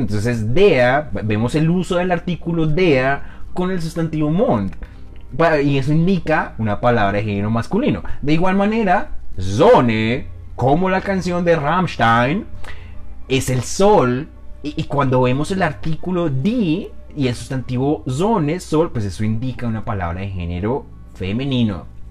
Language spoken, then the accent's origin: Spanish; Colombia; accent: Colombian; Es mi hablar colombiano